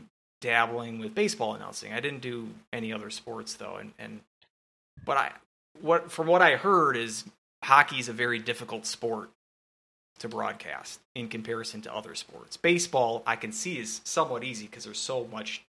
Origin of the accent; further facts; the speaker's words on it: Hastings, Minnesota, United States; moved away; I'm from Hastings originally